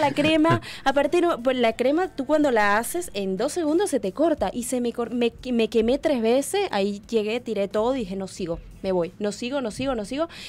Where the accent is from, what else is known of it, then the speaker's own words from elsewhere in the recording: Tocuyito, Carabobo, Venezuela; moved away as an adult; also born or lived in Spain; now in Uruguay; yo vengo de un pueblo muy humilde, muy chiquitito de Venezuela, que es Tocuyito